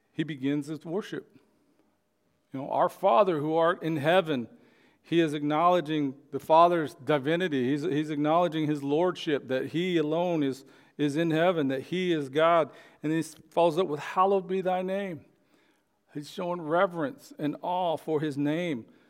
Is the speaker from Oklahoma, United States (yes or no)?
yes; Oklahoma, United States; born or raised there